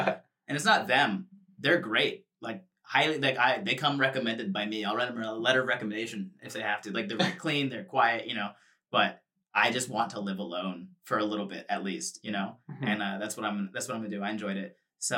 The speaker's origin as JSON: {"language": "English", "region": "Florida", "country": "United States", "tie": "born or raised there", "moved": "as an adult", "lives_now": "Los Angeles, United States", "said": "I moved from Florida to Los Angeles, California, across the country. First time ever living outside of the state of Florida."}